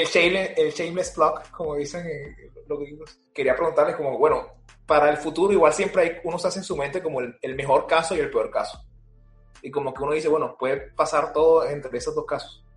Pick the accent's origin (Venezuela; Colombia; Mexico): Venezuela; Yo soy venezolano